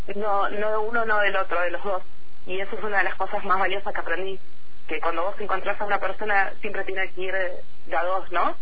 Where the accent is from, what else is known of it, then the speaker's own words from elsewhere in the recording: General Roca, Río Negro, Argentina; moved away as an adult; now in Bariloche, Argentina; yo soy nacida en Roca, estuve toda mi infancia allá, soy de, Barrio Nuevo.